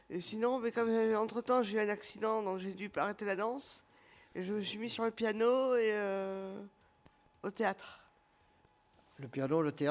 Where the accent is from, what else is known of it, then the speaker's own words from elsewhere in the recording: Bordeaux, Nouvelle-Aquitaine, France; now in La Réole, France; À l'origine, je viens de Bordeaux.